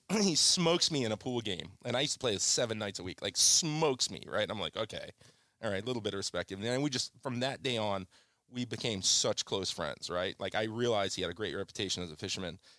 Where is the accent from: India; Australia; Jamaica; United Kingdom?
Jamaica; Kingston; moved away; I came from a turbulent childhood. I was born in Jamaica, in Kingston, Jamaica. and I was, uh, in the seventies, which was a very turbulent, violent place.